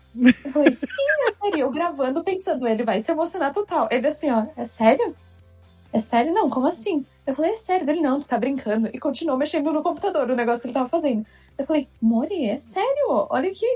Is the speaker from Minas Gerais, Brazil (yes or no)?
no; Rio Grande do Sul, Brazil; eu sou do Rio Grande do Sul, então o sotaque com certeza vai tá diferente de todo